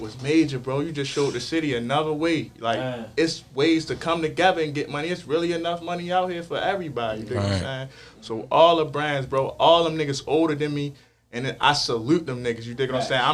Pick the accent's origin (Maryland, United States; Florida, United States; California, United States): Maryland, United States; Baltimore; I'm from South Baltimore